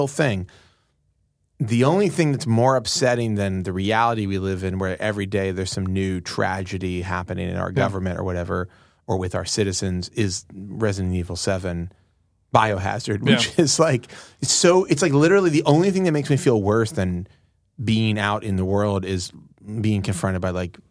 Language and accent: English; United States; I'm an American